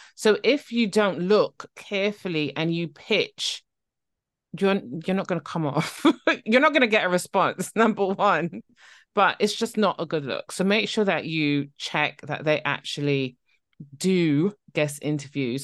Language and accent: English; Barbados; now in near London, United Kingdom; I'm originally from Barbados